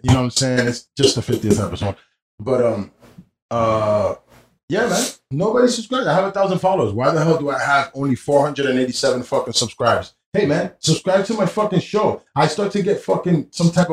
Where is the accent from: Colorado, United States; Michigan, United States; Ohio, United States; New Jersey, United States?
New Jersey, United States; Union City; also born or lived in Weehawken, New Jersey; I'm from Union City